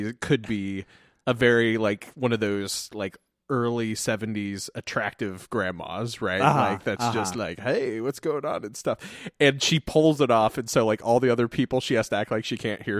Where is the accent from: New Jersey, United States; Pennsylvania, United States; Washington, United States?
New Jersey, United States; this is my wife … We're from Jersey.